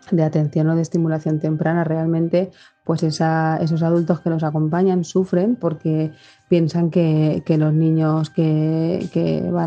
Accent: Almansa, Castilla-La Mancha, Spain; now in Valencia, Spain; de Almansa, pero vivo en Valencia.

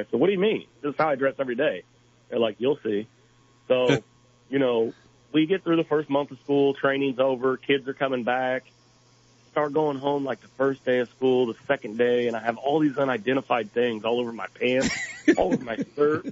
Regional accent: Clinton, Illinois, United States; moved away as an adult; now in Decatur, United States; I live in Decatur now. Born and raised in Clinton

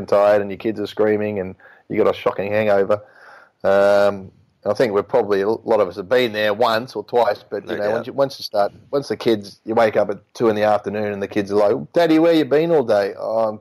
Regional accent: Melbourne, Victoria, Australia; moved away as an adult; now in Europe; I grew up in Melbourne

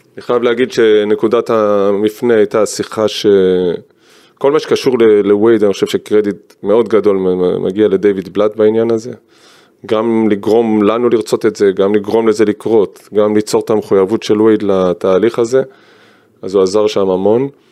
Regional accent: Givatayim, Tel Aviv District, Israel; born or raised there

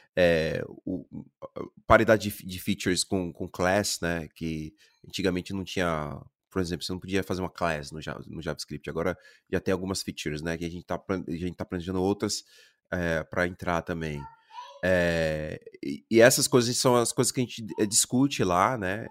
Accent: Brazil; moved away as an adult; also born or lived in Germany; como brasileiro

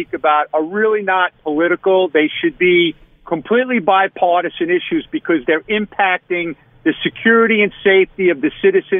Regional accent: Long Island, New York, United States; I'm from Long Island

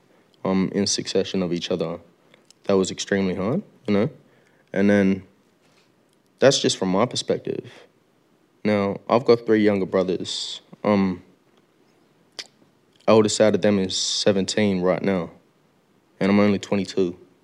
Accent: Melbourne, Victoria, Australia; also born or lived in Moree, New South Wales; growing up in Heidelberg and coming from Moree.

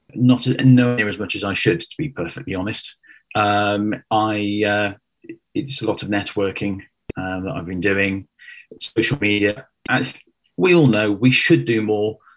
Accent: Cheltenham, South West England, United Kingdom; moved away as an adult; also born or lived in London; 2004, moved to London from where I grew up in Cheltenham.

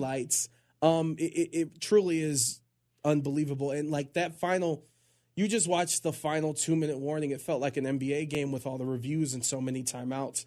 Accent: Cleveland, Ohio, United States; I'm from Cleveland

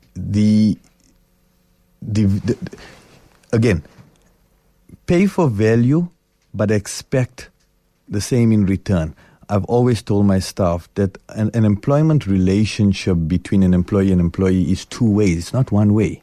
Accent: South Africa; I'm South African.

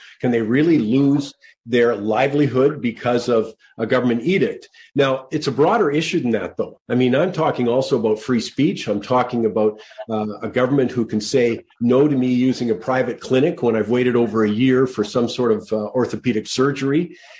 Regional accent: Canada; I just want to know, as a Canadian, what do the Charter of Rights sort of protect me with?

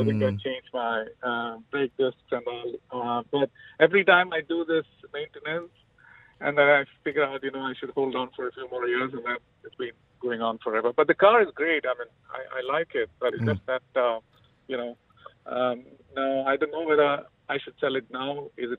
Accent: India; I'm Indian.

